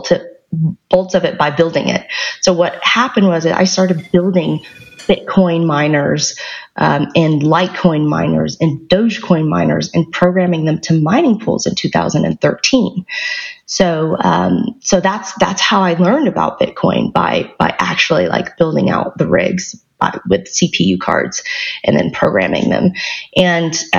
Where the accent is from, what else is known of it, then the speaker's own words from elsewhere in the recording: the South, United States; moved away as an adult; also born or lived in Alabama / Georgia / Silicon Valley; I grew up in the South. So I grew up in Alabama and Georgia